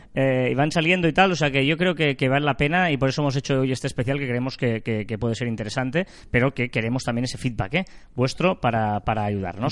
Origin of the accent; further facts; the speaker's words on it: Sabadell, Catalonia, Spain; los que somos de Sabadell